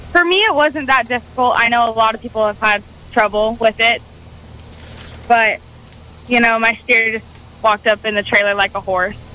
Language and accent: English; Alaska, United States; now in Calpella, United States; I did not grow up in the state. I grew up in Alaska